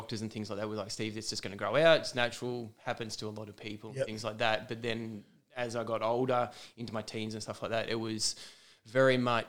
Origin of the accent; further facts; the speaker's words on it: Junee, New South Wales, Australia; moved away as an adult; now in Dubbo, Australia; born and bred in Junee. So hour and a half or so from Tumut, half hour from Wagga Wagga.